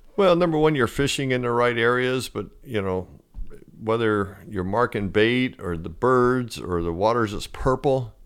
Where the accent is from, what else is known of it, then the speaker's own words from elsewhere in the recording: Fort Lauderdale, Florida, United States; growing up in Fort Lauderdale